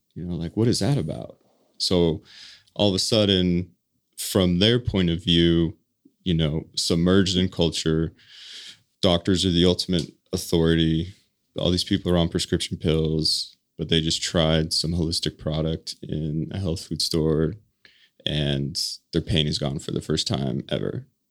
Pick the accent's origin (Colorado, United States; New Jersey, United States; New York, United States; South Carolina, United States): Colorado, United States; moved away as an adult; now in Utah, United States; born and raised in Colorado